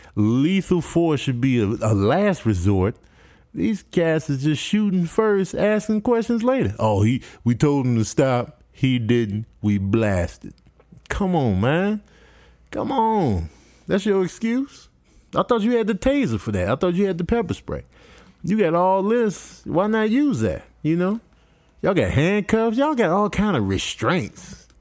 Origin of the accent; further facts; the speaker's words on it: Chicago, Illinois, United States; also born or lived in Michigan; I was born in Michigan. raised in Chicago